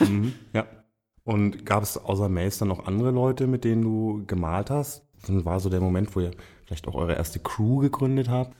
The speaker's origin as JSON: {"language": "German", "area": "Franconia", "region": "Bavaria", "country": "Germany", "moved": "as an adult", "lives_now": "Cologne, Germany", "said": "für mich als Franke"}